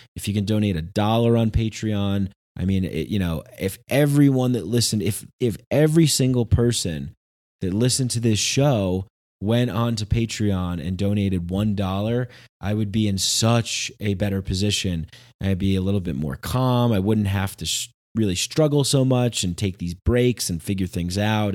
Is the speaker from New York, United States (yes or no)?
yes; near Bergen County border, New York, United States; I grew up right on the border of, uh, like, Bergen County